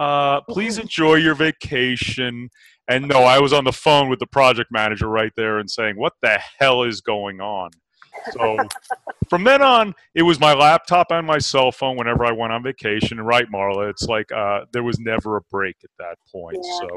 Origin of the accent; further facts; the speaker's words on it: New Jersey, United States; moved away; I'm from New Jersey, I can deal with 1 to 2 inches of snow